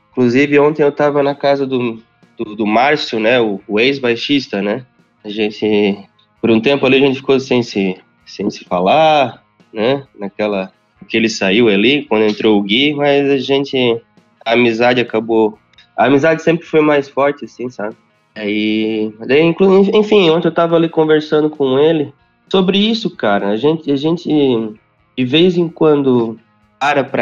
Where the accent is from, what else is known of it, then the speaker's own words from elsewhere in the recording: Sapucaia do Sul, Rio Grande do Sul, Brazil; now in Canoas, Brazil; Eu sou de Sapucaia do Sul